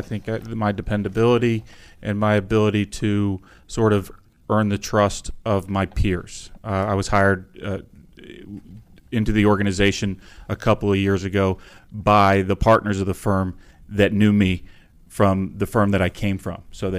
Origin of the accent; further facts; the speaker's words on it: Potomac, Maryland, United States; also born or lived in Upper Marlboro, Maryland; I grew up, until I was in third grade, I grew up in Prince George's County in Upper Marlboro, Maryland. Then I moved to Potomac, Maryland.